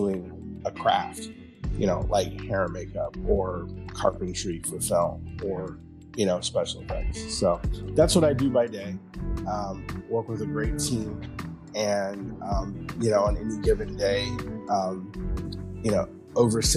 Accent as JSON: {"language": "English", "town": "Columbus", "region": "Ohio", "country": "United States", "tie": "born or raised there", "said": "I grew up in Columbus, Ohio"}